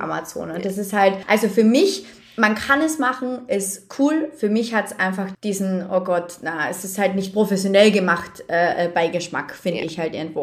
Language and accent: German; Carinthia, Austria; weil die halt auch Kärntnerin bin, ich habe ja auch einen Dialekt